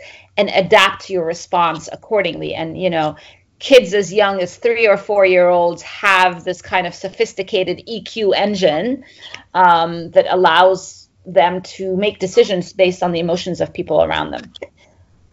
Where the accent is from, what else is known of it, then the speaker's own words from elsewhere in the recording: Egypt; moved away as an adult; also born or lived in Middle East / Cambridge, United Kingdom; I grew up in Egypt